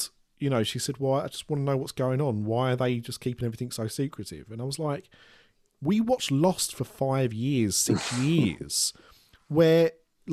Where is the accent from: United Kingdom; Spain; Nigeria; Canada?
United Kingdom